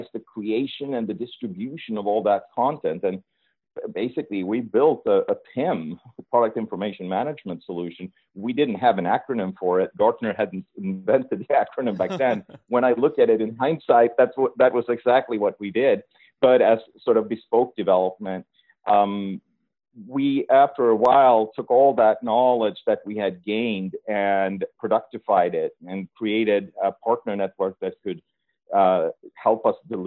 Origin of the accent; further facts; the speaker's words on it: northern Sweden, Sweden; now in Chicago, United States; I'm born and raised in Sweden, actually in the northern part of Sweden